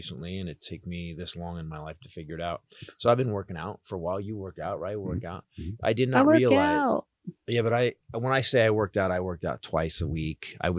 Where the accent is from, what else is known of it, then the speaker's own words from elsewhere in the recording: Florida, United States; I'm also from Florida in the last generation.